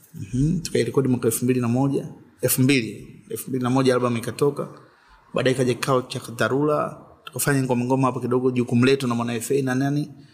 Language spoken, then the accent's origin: Swahili; Dar es Salaam, Tanzania; also born or lived in Tabora; mi nimezaliwa Dar